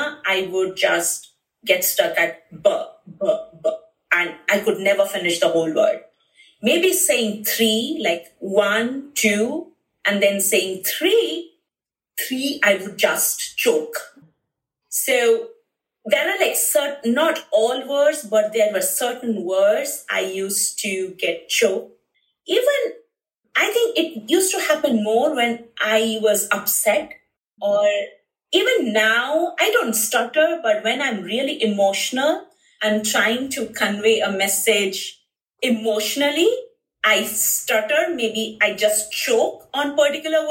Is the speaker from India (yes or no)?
yes; Bhubaneswar, Odisha, India; moved away as an adult; now in Phoenix, United States; in India, I was from Bhubaneswar, Odisha, and in my school, you know, I had my friends teasing me.